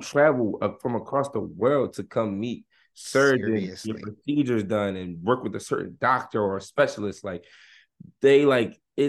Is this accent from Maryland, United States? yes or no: yes; Maryland, United States; born there; I was born in Hopkins. Like, I'm a Hopkins baby.